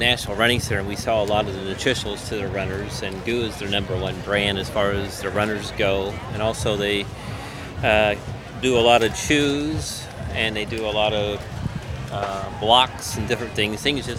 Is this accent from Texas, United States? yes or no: no; Pennsylvania, United States; I'm from Pennsylvania.